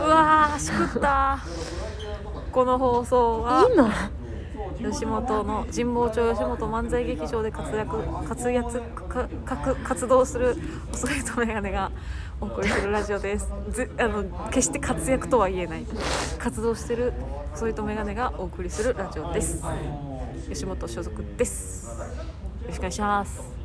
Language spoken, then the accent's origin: Japanese; Kawagoe, Saitama, Japan; うちの地元川越